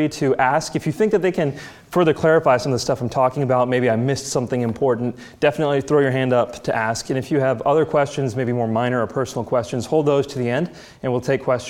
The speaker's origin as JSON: {"language": "English", "country": "United States", "tie": "born or raised there", "said": "I was born and raised in the United States"}